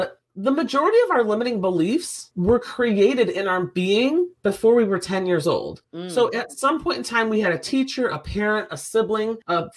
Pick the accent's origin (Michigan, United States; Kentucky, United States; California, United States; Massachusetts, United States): Michigan, United States; Detroit; I'm from Detroit